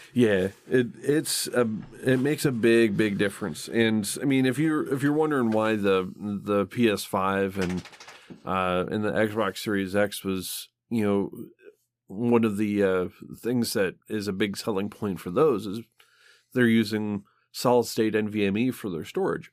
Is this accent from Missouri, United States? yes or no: no; Michigan, United States; I grew up in Michigan